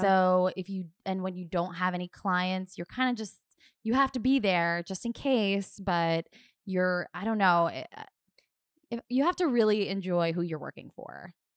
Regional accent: Doylestown, Pennsylvania, United States; moved away as an adult; also born or lived in Alexandria, Virginia / Philadelphia, Pennsylvania; now in Maine, United States; grew up I guess, more or less, uh, in Bucks County, Pennsylvania

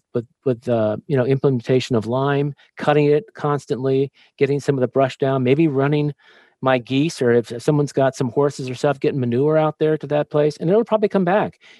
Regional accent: Los Angeles, California, United States; moved away; also born or lived in Alaska; I grew up in Los Angeles

